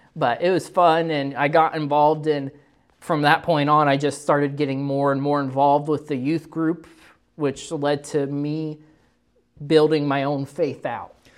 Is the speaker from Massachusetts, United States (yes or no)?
no; Moberly, Missouri, United States; I was born and raised in Moberly, Missouri